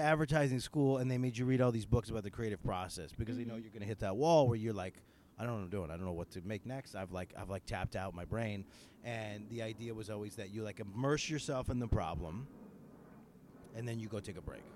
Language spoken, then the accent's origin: English; Northeastern, United States; accent: Northeastern; my terrible Northeastern accent